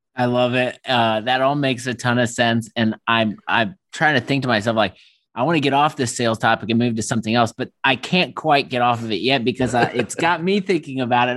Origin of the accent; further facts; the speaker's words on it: Midwest, United States; as Midwesterner